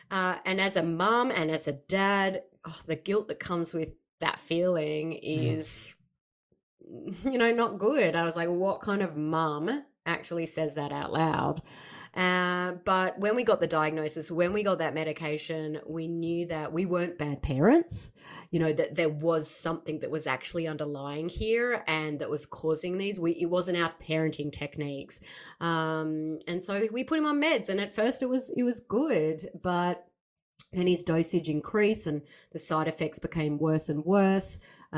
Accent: Australia; now in Seattle, United States; I know I don't sound like it, I am from Australia, but I do live in Seattle, Washington

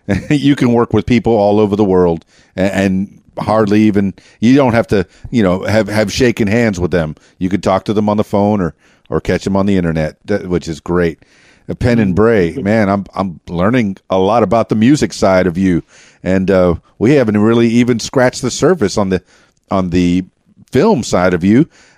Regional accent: Miami, Florida, United States; now in Arkansas, United States; was born and raised in Miami.

